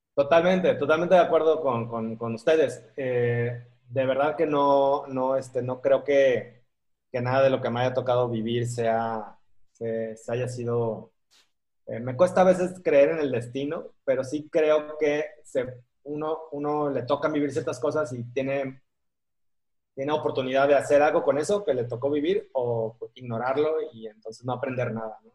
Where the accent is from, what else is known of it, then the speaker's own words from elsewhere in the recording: Acapulco, Guerrero, Mexico; moved away; also born or lived in Bogotá, Colombia; el, el, distinto, el raro, el diferente, el que venía de Acapulco, o sea, ¿cómo que eres de Acapulco y eres rubio?